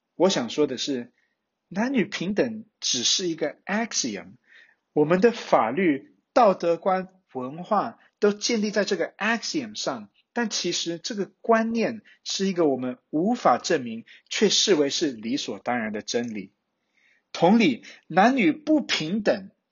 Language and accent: Chinese; Taiwan; moved away as an adult; also born or lived in United States; 身为台湾人的我们